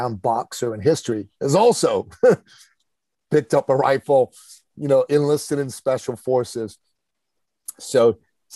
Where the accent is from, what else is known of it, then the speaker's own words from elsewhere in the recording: Iran; now in Canada; I'm originally from Iran